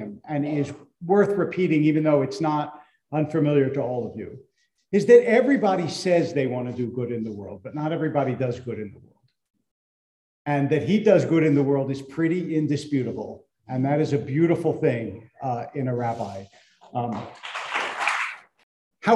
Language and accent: English; Philadelphia, Pennsylvania, United States; now in Los Angeles, United States; I grew up in Philadelphia